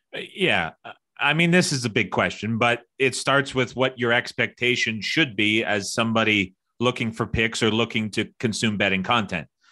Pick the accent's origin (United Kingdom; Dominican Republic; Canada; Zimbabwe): Canada; I'm Canadian